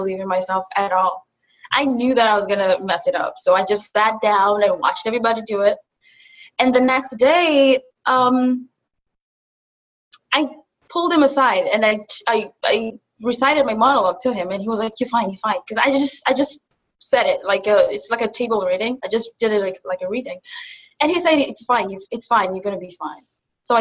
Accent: Kenya; also born or lived in Buffalo, United States; now in New York City, United States; I'm from Kenya. I moved from Kenya to Buffalo and from Buffalo to New York City. So now I'm based in New York City.

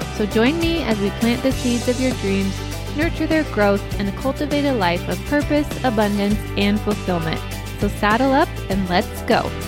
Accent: Colorado, United States; born and raised in Colorado

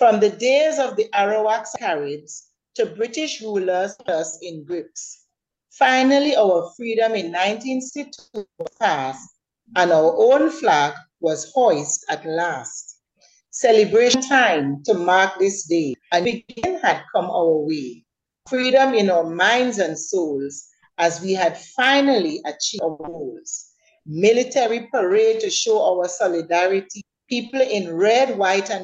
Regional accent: Trinidad & Tobago; also born or lived in Trinidad; now in Tobago, Trinidad and Tobago; I am a Trinidadian. My father was also a police officer, and we lived in Trinidad, and then we migrated to Tobago. So I've spent the greater part of my life in Tobago

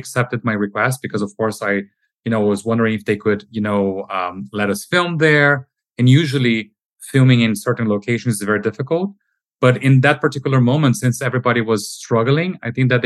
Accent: Brazil; moved away as an adult; now in Amsterdam, Netherlands; I'm originally from Brazil

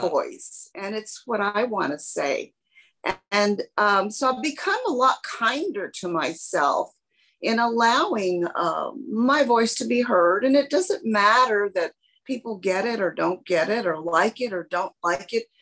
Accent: San Antonio, Texas, United States; as a child growing up in San Antonio, uh, Hispanic

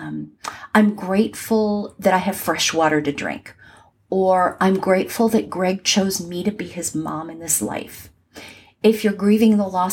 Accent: Southern California, United States; moved away as an adult; now in Atlanta, United States; where I grew up in Southern California

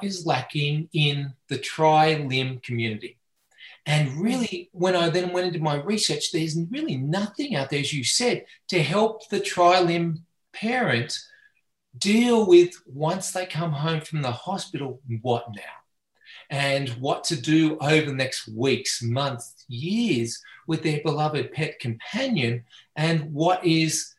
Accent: Australia; moved away as an adult; now in United States; I have a funny accent. And so I'm Australian by birth and education. And I came out to the United States back in 2010

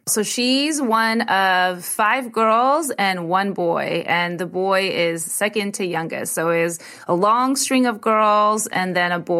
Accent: India; I'm like Indian, so I just assume everybody knows. Like, yeah, of course it was an arranged marriage.

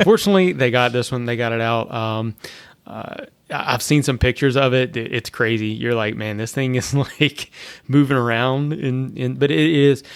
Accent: Louisiana, United States; now in Florida, United States; I'm from Louisiana

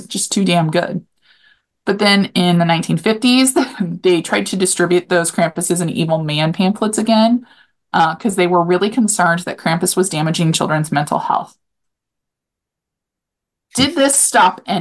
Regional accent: Topeka, Kansas, United States; I grew up in Topeka in the Potwin area

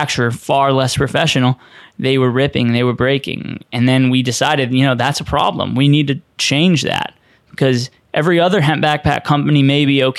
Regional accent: Boston, Massachusetts, United States; growing up in Boston

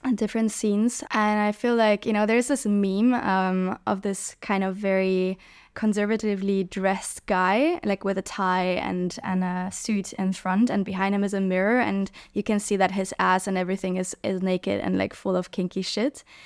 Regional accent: Germany; moved away; also born or lived in Hamburg / Berlin / Barcelona; growing up in Germany, Hamburg, Berlin

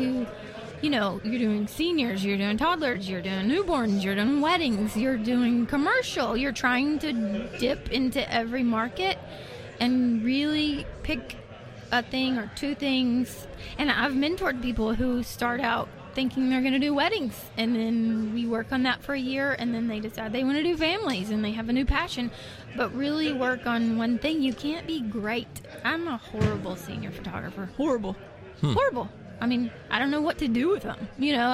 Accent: Arkansas, United States; I'm from Arkansas

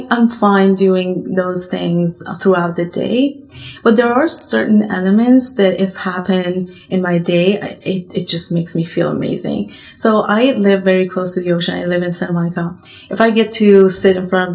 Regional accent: Iran; moved away; They immigrated to Iran, and I was born in Iran

